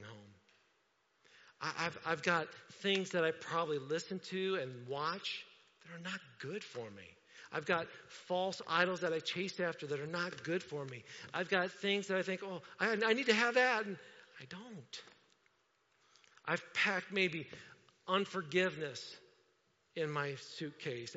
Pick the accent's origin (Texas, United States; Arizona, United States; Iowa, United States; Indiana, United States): Indiana, United States; I'm from Indiana.